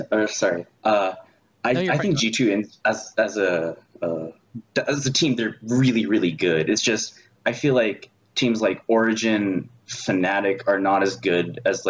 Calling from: San Diego, California, United States; I'm calling from San Diego.

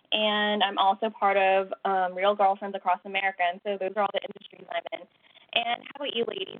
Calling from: California, United States; I'm calling from California.

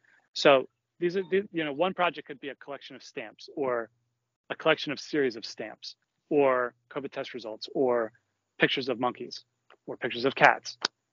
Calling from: Philadelphia, Pennsylvania, United States; I'm broadcasting here from Philadelphia.

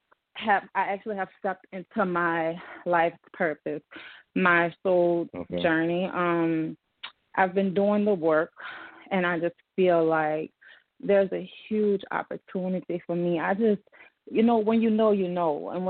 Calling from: New Orleans, Louisiana, United States; So I'm calling from New Orleans.

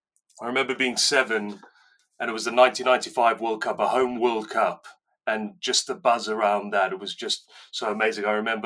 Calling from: Newton Abbot, South West England, United Kingdom; I'm calling in from sunny Devon. I say sunny, not very sunny today, but... Yeah, South Devon, Newton Abbott.

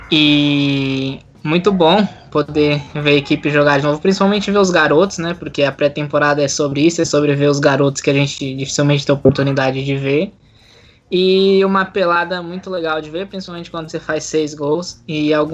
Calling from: São Paulo, Brazil; Fala galera, também aqui da fria São Paulo, mais para a região metropolitana, creio que um pouquinho mais frio.

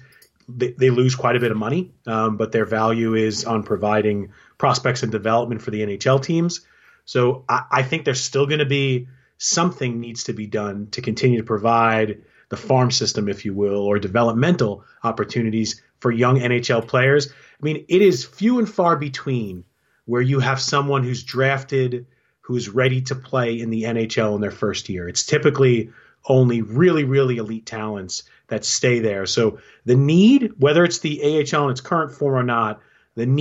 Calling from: Mechanicsburg, Pennsylvania, United States; calling from Mechanicsburg, Pennsylvania

